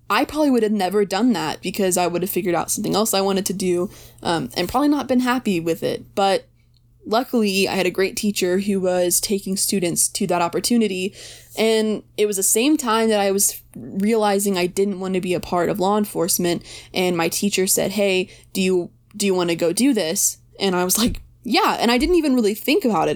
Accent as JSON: {"language": "English", "region": "Texas", "country": "United States", "tie": "born or raised there", "said": "I didn't think I wanted to stay in Texas"}